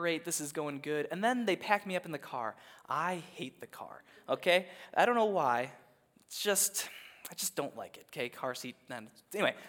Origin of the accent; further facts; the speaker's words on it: Minnesota, United States; as a Minnesotan